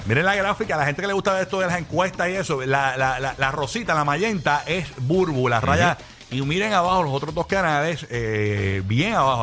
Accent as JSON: {"language": "Spanish", "country": "Puerto Rico", "said": "Nosotros, como boricuas"}